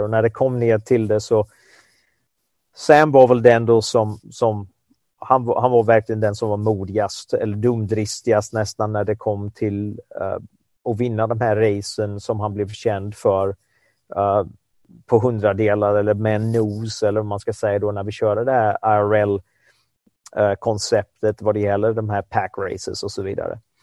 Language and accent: Swedish; Sweden; som svensk